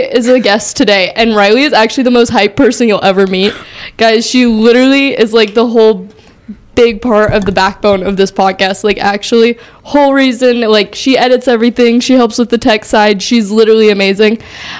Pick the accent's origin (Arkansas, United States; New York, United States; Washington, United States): Washington, United States; I'm from Washington